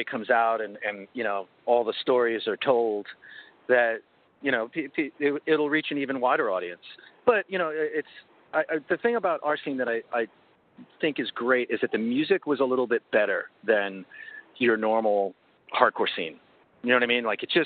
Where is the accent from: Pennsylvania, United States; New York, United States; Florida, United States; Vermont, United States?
New York, United States; North Bellmore; I grew up in North Elmo